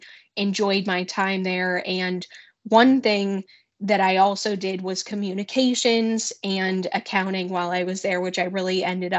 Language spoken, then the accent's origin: English; near Grove City, Pennsylvania, United States; moved away as an adult; now in Northeast Ohio, United States; my hometown is pretty close to Grove City.